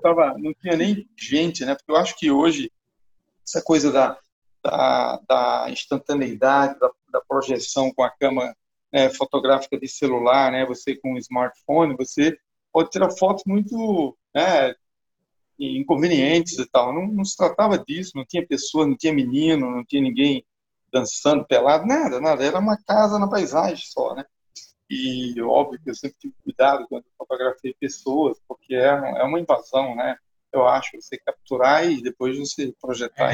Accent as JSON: {"language": "Portuguese", "town": "Maceió", "region": "Alagoas", "country": "Brazil", "tie": "born or raised there", "said": "eu nasci aqui em Maceió, né, nesse lugar privilegiado aqui do Nordeste brasileiro"}